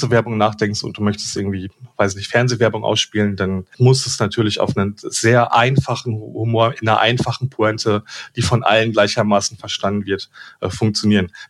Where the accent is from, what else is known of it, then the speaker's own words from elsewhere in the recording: North Rhine-Westphalia, Germany; und ich komme aber aus dem Ruhrgebiet